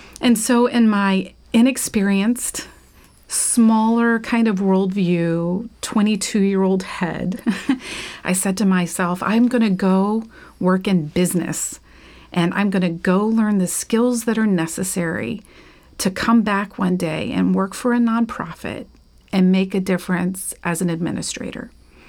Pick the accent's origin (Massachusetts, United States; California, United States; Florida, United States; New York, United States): Florida, United States; growing up in Florida, well, just growing up, Gatorade is a common product.